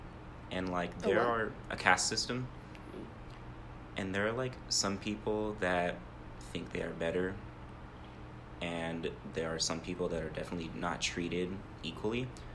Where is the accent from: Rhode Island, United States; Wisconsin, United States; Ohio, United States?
Ohio, United States; now in Tucson, United States; From Ohio.